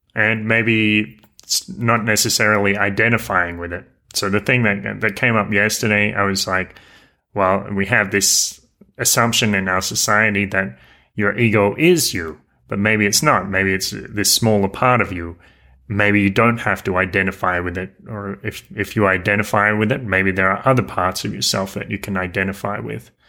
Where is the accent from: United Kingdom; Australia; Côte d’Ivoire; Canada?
Australia; near Newcastle, New South Wales; moved away as an adult; I lived in my hometown